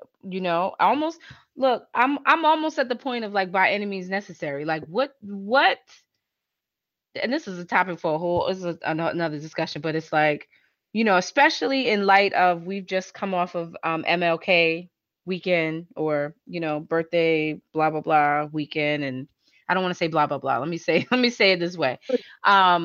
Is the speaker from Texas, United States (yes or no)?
no; New York, United States; growing up in New York